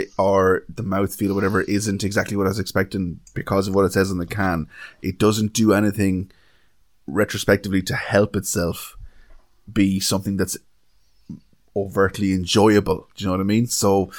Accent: Galway, Connacht, Ireland; I'm from Galway, I couldn't give a shit, was he?

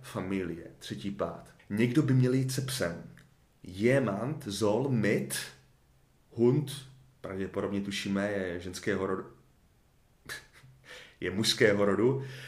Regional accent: Czechia; já jako Čech

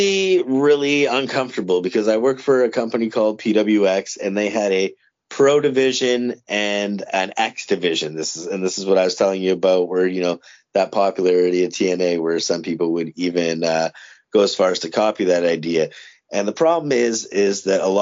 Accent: Windsor, Ontario, Canada; I grew up in Windsor, Ontario.

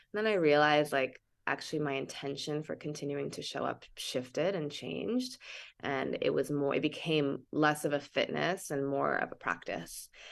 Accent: Santa Cruz, California, United States; I grew up in Santa Cruz.

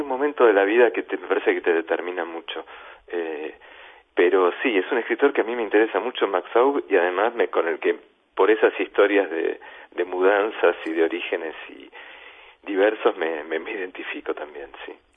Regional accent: Buenos Aires, Argentina; moved away as an adult; now in France; soy argentino, yo me siento argentino, nací en Buenos Aires, me, me crié allá

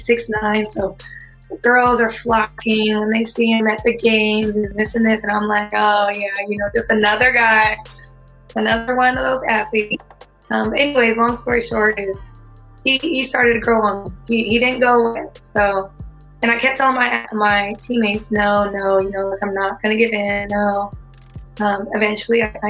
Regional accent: California, United States; I was from California

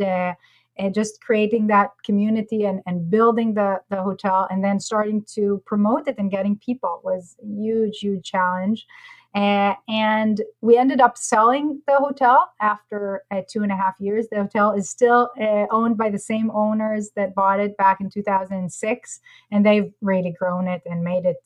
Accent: Israel; moved away as an adult; also born or lived in Costa Rica; I'm from Israel originally.

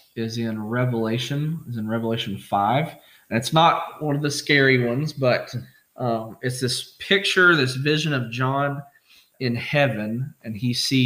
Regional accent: Pike County, Kentucky, United States; also born or lived in Lexington, Kentucky; I grew up in Pike County, grew up on Coon Creek

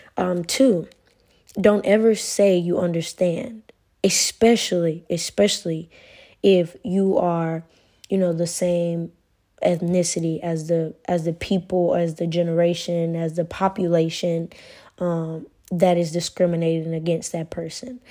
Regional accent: United States; moved away as an adult; now in Italy; I'm American

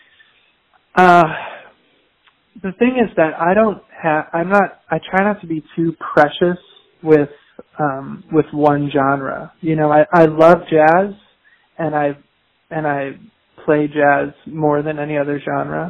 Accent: Chicago, Illinois, United States; I'm from the Midwest. I'm from Chicago, Illinois

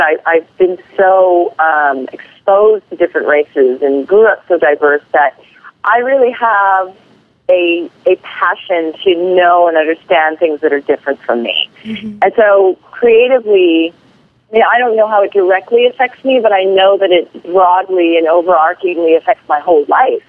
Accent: Hawaii, United States; I was born and raised in Hawaii

